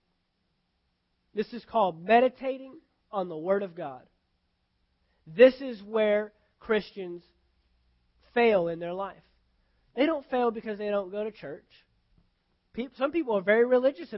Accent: United States; I'm an American because I'm born in America

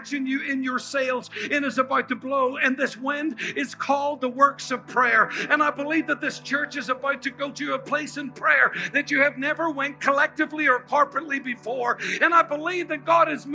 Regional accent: Ireland; now in United States; I'm from Ireland

